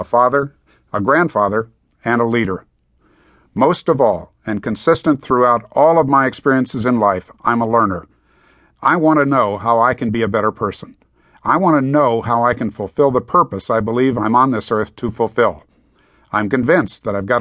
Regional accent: Green Bay, Wisconsin, United States; moved away; also born or lived in Tokyo / Hong Kong; growing up in Green Bay, Wisconsin.

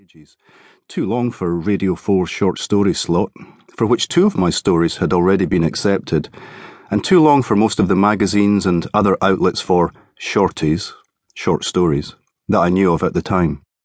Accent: Cardenden, Scotland, United Kingdom; also born or lived in Edinburgh; back in my hometown of Carden Den

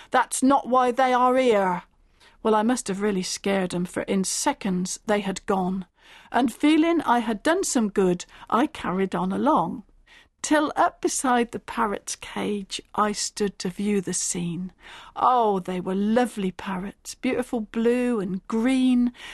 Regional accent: Stanford in the Vale, South East England, United Kingdom; I was brought up in the Berkshire village of Stamford in the Vale.

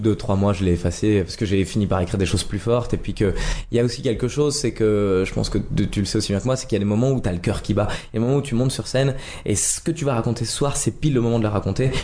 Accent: Nancy, Grand Est, France; moved away as an adult; now in Paris, France; suis né à Nancy, en Lorraine

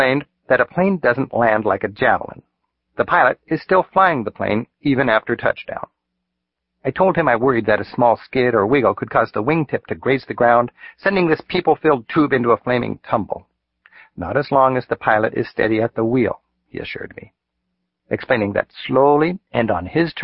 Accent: Seattle, Washington, United States; I'm from Seattle

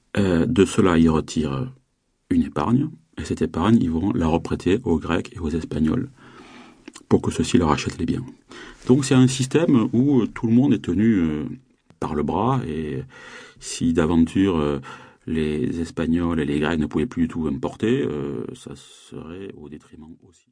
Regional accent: south of France, France; je viens du, sud-sud de la France.

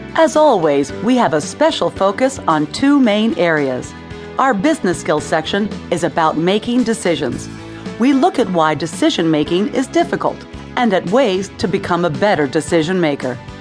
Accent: United States; from the United States

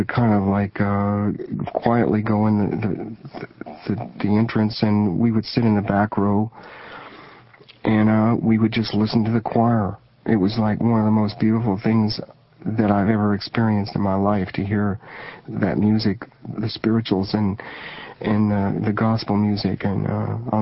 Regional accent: Springfield, Missouri, United States; also born or lived in Shenandoah, Iowa; Where I was born in Shenandoah, Iowa, we were on a radio station there called KMA. It's still there. And my dad moved our family to Springfield, Missouri, in the Ozark Mountains

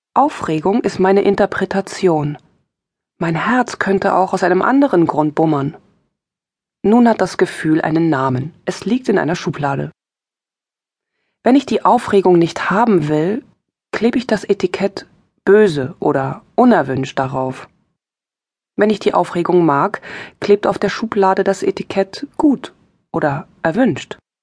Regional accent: East Germany, Germany; Ich bin im Osten aufgewachsen. Im Osten Deutschlands, DDR

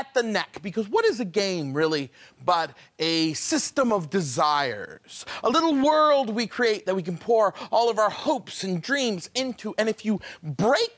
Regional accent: far northern Maine, United States; I grew up in Maine, far northern Maine.

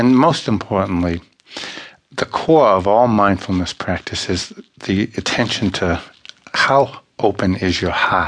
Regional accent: Boston, Massachusetts, United States; also born or lived in Ireland; being from Boston, being Irish, and I'm also from Ireland too

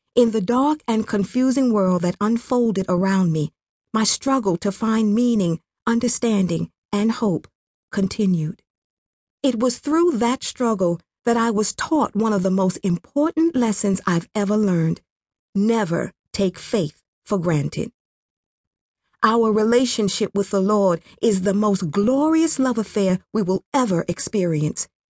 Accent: Mataba, Western Province, Rwanda; I grew up in a small village called Mataba, in the western province of Kibuye

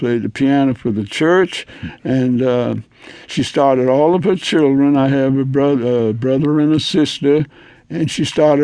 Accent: Shelby, Mississippi, United States; my hometown

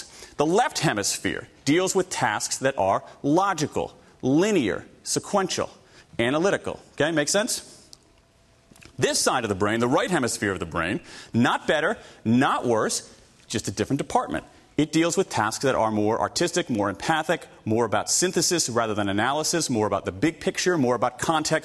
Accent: Columbus, Ohio, United States; I grew up in the Midwest, Columbus, Ohio

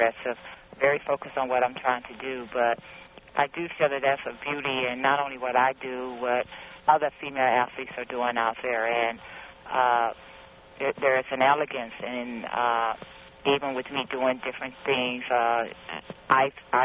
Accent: East St. Louis, Illinois, United States; Growing up in East St. Louis, living across the street

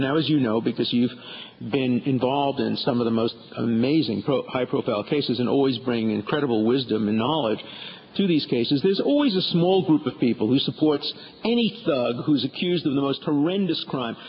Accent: New York City, New York, United States; I grew up in Borough Park, not too far from here

